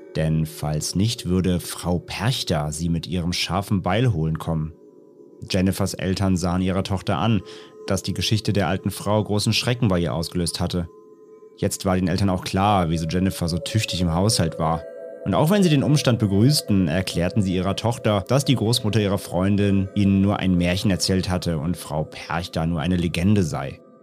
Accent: Rhineland, Germany; ich komme ja aus dem Rheinland

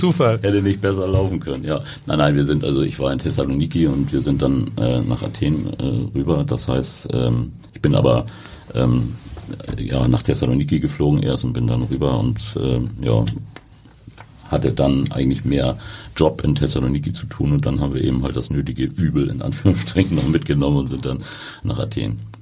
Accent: Hamburg, Germany; bin in Harburg groß geworden

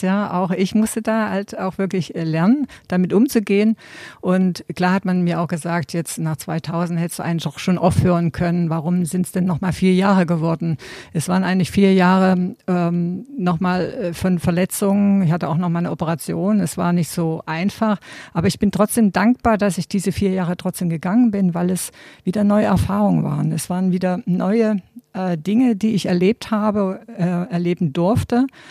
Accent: GDR, East Germany, Germany; ich bin ja in der DDR groß geworden und meine Kindheit äh, war immer draußen

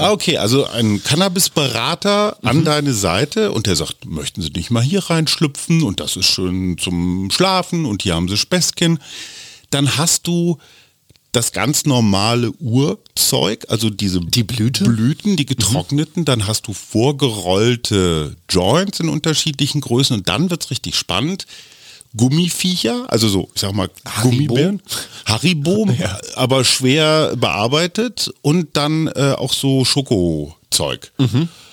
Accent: Germany; Ich darf als Deutscher da auch rein

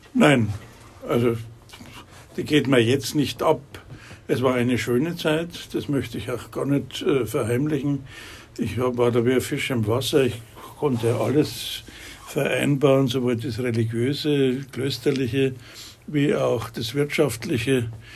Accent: Munich, Bavaria, Germany; ich bin Münchner, gebürtiger Münchner

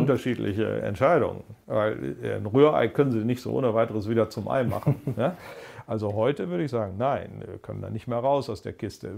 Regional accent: Germany; als Deutsche

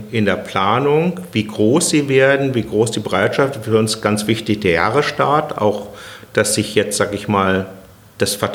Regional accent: Berlin, Germany; Also da, wenn, da freut wenn man sich was, als Berliner.

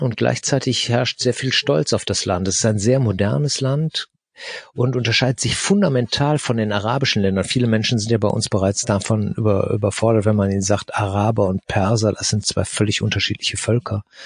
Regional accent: Germany; aus Deutschland

